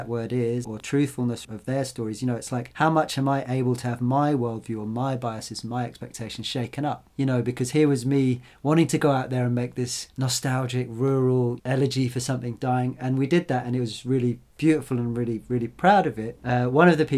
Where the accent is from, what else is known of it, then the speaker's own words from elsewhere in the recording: the Fens, East Anglia, East of England, United Kingdom; I grew up in the Fens, this area of East Anglia